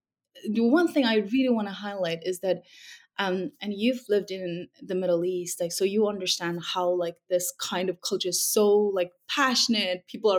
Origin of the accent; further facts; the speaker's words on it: Urumqi, Xinjiang, China; English is a second language; now in United States; I grew up in the Uyghur region of China, alternatively also known as Xinjiang Uyghur Autonomous Region. In short, it's Xinjiang.